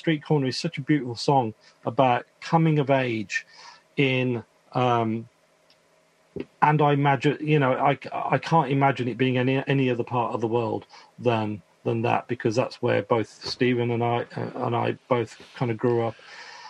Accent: England, United Kingdom; when I think about growing up in the Midlands and the kind of smoggy industrial sunsets

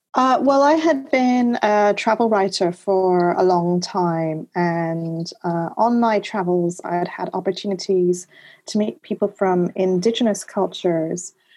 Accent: Montreal, Quebec, Canada; also born or lived in Laurentian Mountains; I grew up in Canada. I had, uh, I spent my first couple of years in the Laurentian Mountains. I had the wilderness as my backyard. Uh, in Montreal, I had the St. Lawrence River at the end of my street.

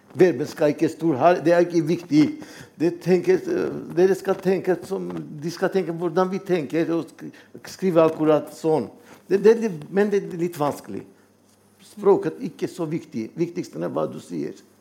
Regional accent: Armenia; Norwegian is a second language; moved away as an adult; now in Norway; jeg er armener. Og det var tre år i Norge

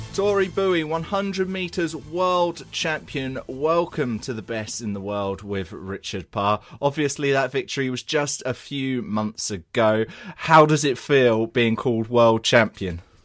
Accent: England, United Kingdom; I'm English here

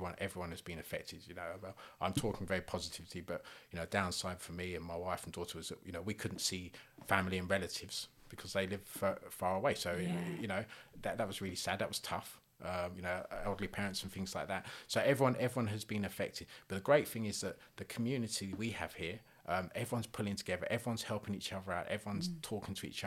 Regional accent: London, United Kingdom; I was born in South London

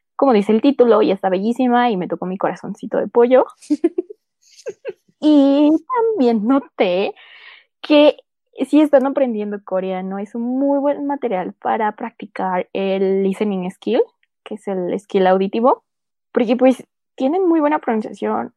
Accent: Mexico

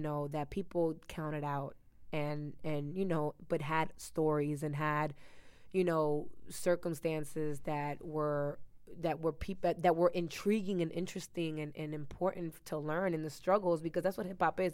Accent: Miami, Florida, United States; also born or lived in New Jersey; I was raised in Miami.

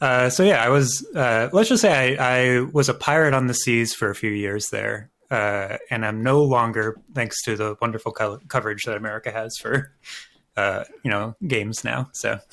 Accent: Philadelphia, Pennsylvania, United States; the art museum that we have here in Philadelphia. I'm a Philadelphian.

